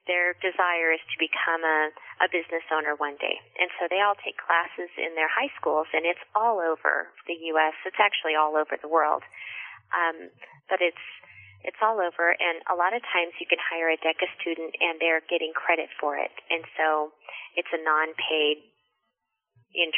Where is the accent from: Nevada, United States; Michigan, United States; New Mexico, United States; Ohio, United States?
New Mexico, United States; Farmington; also born or lived in Las Cruces, New Mexico / Albuquerque, New Mexico; I went to middle school and high school in Farmington, New Mexico